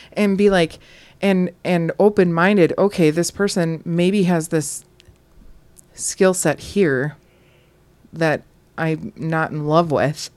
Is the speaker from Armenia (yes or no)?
no; Wisconsin, United States; We're from Wisconsin.